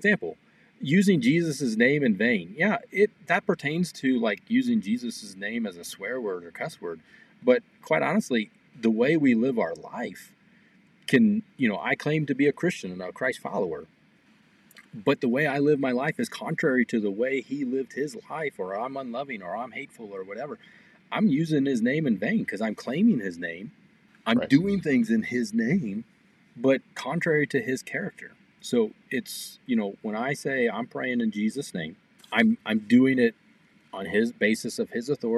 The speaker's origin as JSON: {"language": "English", "region": "Missouri", "country": "United States", "tie": "born or raised there", "moved": "yes", "lives_now": "Los Alamos, United States", "said": "growing up, I'm from Missouri"}